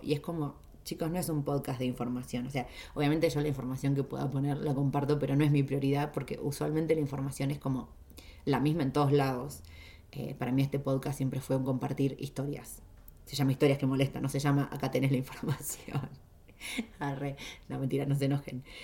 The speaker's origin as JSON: {"language": "Spanish", "town": "Junín", "region": "Buenos Aires Province", "country": "Argentina", "tie": "born or raised there", "moved": "as an adult", "said": "Junín, que es donde yo nací en Argentina"}